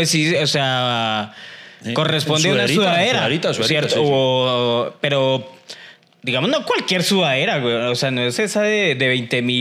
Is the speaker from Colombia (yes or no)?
yes; Colombia; la cultura autóctona de Colombia